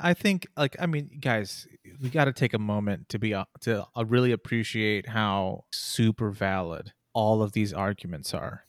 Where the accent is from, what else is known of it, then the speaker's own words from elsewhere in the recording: Texas, United States; I'm from Texas